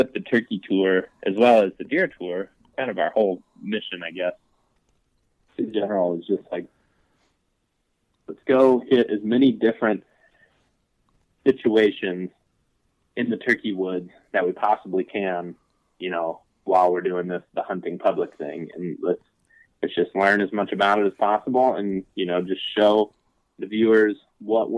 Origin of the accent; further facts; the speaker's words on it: Western Ohio, United States; I grew up in Western Ohio